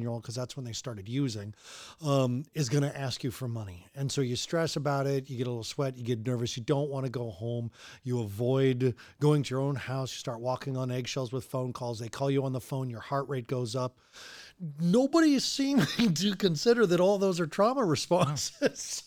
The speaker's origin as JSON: {"language": "English", "region": "Colorado", "country": "United States", "said": "I'm from Colorado"}